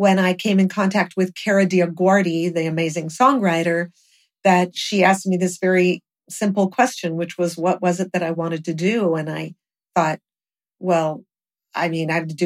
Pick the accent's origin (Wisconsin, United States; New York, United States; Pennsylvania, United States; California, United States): California, United States; Los Angeles; Hollywood was my hometown. We grew up there